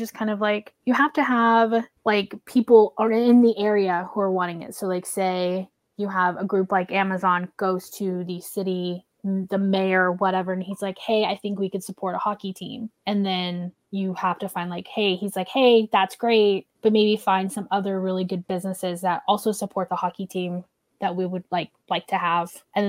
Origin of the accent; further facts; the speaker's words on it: Oklahoma, United States; as someone who grew up in the, Oklahoma is considered either the Midwest or the South